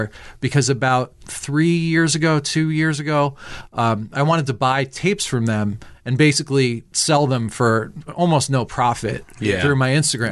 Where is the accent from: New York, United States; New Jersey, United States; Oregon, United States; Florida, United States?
New Jersey, United States; Leonardo; I grew up in Leonardo. So I used to hang out outside the Quick Stop